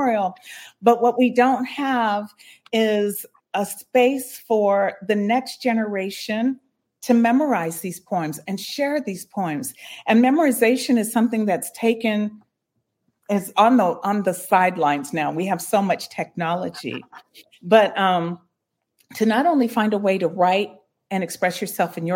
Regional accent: San Bernardino, California, United States; growing up in San Bernardino, I was a latchkey kid.

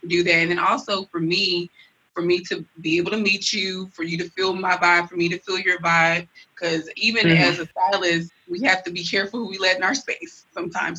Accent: Nigeria; I'm Nigerian

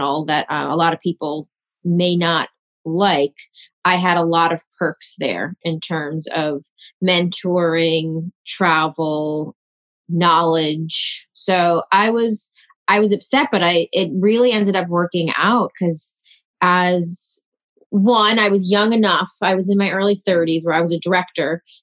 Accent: New York City, New York, United States; I grew up in Queens, New York.

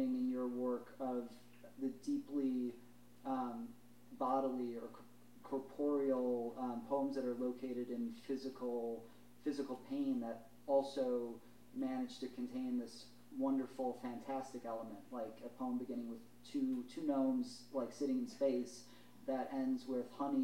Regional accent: Chicago, Illinois, United States; moved away as an adult; now in Philadelphia, United States; growing up in the Midwest, living in Chicago

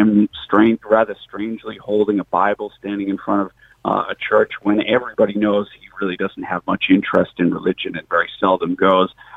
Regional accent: Boston, Massachusetts, United States; moved away as an adult; now in Ireland; my home country of America

